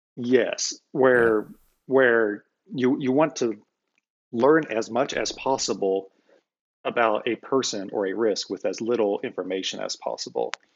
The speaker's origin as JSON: {"language": "English", "region": "Iowa", "country": "United States", "tie": "born or raised there", "said": "I grew up, born and raised in Iowa"}